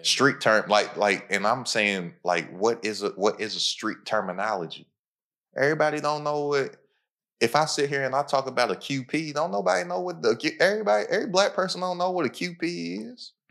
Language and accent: English; Kentucky, United States; I'm from Kentucky